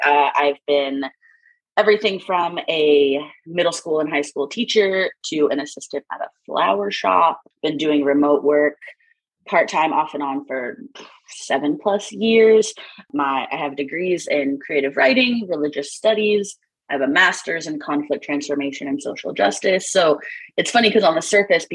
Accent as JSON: {"language": "English", "region": "Missouri", "country": "United States", "moved": "as an adult", "said": "I'm from Missouri originally, Midwest US, and that's where I am now."}